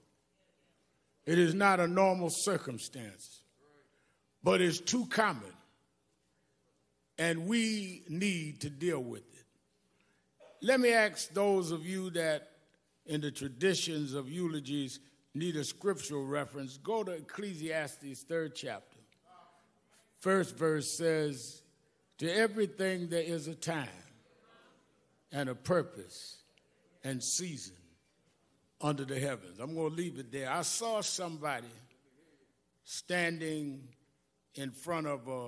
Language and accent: English; New York City, New York, United States; I grew up in Brownsville